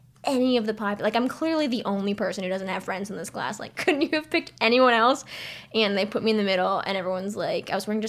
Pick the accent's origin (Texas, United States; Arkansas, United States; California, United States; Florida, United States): California, United States; San Francisco; moved away as an adult; also born or lived in North Carolina; now in New York, United States; I came from San Francisco